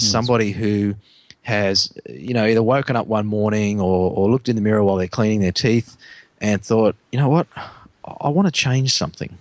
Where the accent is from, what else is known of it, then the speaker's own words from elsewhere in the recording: Australia; as Aussie blokes